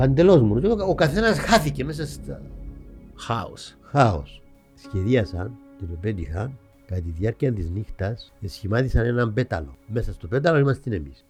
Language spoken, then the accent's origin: Greek; Mitsero, Nicosia District, Cyprus; also born or lived in England; Κατάγομαι από το Μιτσέρο. Το Μιτσέρο. Μεγάλωσα στο Μιτσέρο.